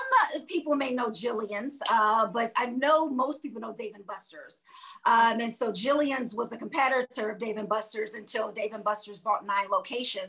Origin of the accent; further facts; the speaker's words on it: Chicago, Illinois, United States; moved away as an adult; also born or lived in Florida / Washington, D.C.; I'm originally from Chicago